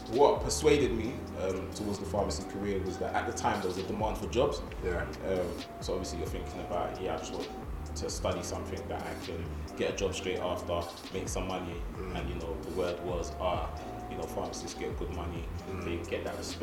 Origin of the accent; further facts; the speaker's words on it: London, United Kingdom; I'm from Stockwell.